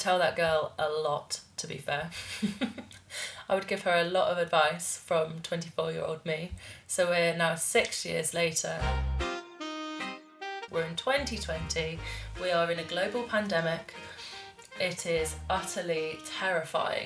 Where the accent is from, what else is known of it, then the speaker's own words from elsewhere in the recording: Bath, South West England, United Kingdom; it's called The Weir in my hometown